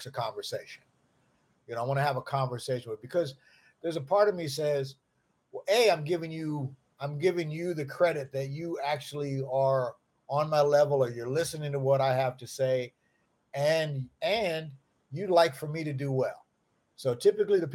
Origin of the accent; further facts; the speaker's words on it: Lincoln Heights, Ohio, United States; I'm from Lincoln Heights, Ohio, a little podunk town in Ohio